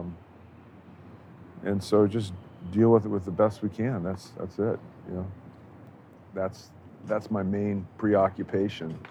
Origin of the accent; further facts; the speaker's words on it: San Diego, California, United States; we grew up in San Diego together